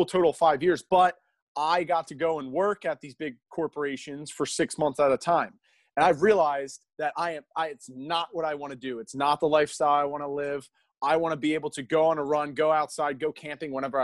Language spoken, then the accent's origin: English; Philadelphia, Pennsylvania, United States; also born or lived in Denver, Colorado; And I grew up here in around Philadelphia area